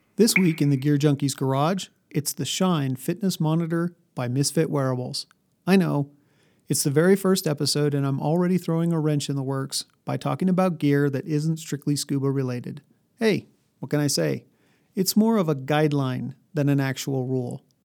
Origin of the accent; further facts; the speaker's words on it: New Mexico, United States; also born or lived in Colorado; I grew up in New Mexico and Colorado, a thousand miles from any ocean.